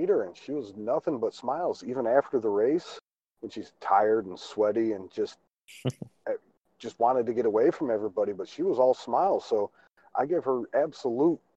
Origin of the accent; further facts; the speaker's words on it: Chicago, Illinois, United States; I'm from Chicago.